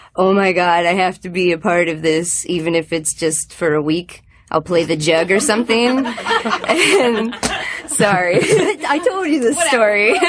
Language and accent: English; Calhoun County, West Virginia, United States; I grew up in Calhoun County, West Virginia